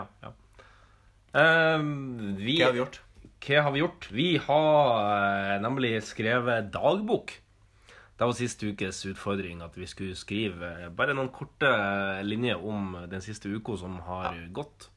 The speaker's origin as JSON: {"language": "Norwegian", "region": "Northern Norway", "country": "Norway", "said": "Jeg er jo nordlending"}